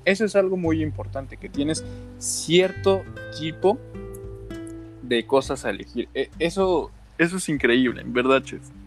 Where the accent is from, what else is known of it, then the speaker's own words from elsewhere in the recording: Mexico; nosotros somos mexicanos